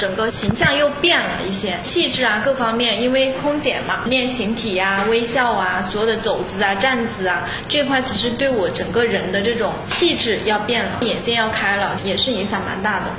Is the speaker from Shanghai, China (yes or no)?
no; Xinhua, Hunan, China; 我是出生于在娄底新化山村出来的一个小孩，我是九零年出生的，今年是三十一岁了。从小其实是在农村出生，然后我爸妈从小其实是属于务农的，我们在山里边嘛。